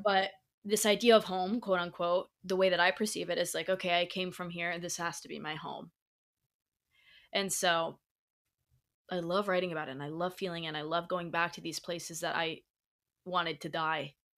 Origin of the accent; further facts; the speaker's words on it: Indiana, United States; moved away as an adult; also born or lived in La Jolla; now in Los Angeles, United States; where I grew up in Indiana